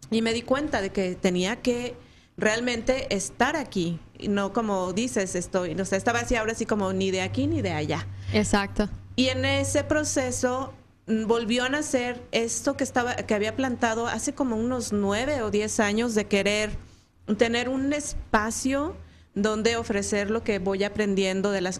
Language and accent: Spanish; Mexico City, Mexico; moved away as an adult; also born or lived in Guadalajara; now in Phoenix, United States; de la Ciudad de México.